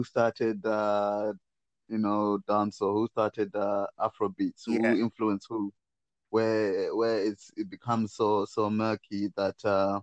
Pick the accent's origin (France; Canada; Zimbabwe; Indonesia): Zimbabwe; moved away; also born or lived in Chitungwiza / Mutare; I'm from Zimbabwe, but grew up in Chitungiza and Mutare